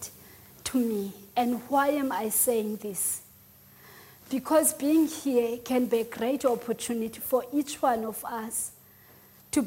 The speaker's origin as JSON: {"language": "English", "region": "Eastern Cape", "country": "South Africa", "second_language": "English", "moved": "yes", "said": "I'm from the Eastern Cape. I'm very much Xhosa."}